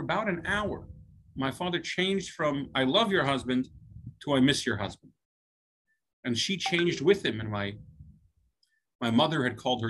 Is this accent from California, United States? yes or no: no; Louisville, Kentucky, United States; I was an out-of-towner in Louisville, Kentucky